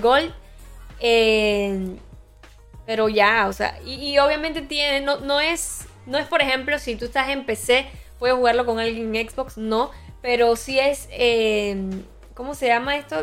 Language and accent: Spanish; Boquete, Chiriquí, Panama; yo soy allá de Boquete